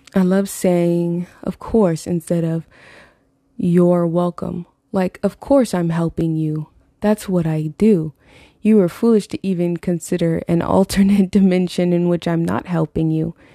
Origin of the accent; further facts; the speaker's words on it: Florida, United States; Growing up in Florida